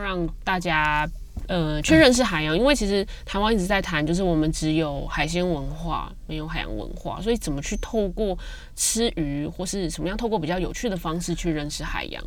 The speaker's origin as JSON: {"language": "Chinese", "region": "Taipei", "country": "Taiwan", "moved": "as an adult", "lives_now": "Hualien, Taiwan", "said": "我家在台北？对，我是台北的小朋友"}